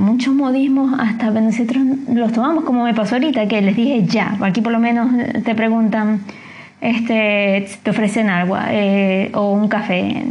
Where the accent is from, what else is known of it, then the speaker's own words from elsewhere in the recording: Venezuela; moved away as an adult; now in Chile; como venezolano, como inmigrante